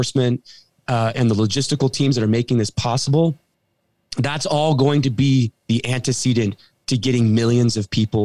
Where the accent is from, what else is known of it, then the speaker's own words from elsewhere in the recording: California, United States; my hometown in California